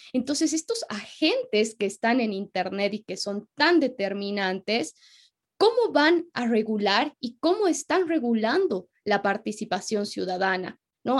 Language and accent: Spanish; Bolivia; como somos bolivianos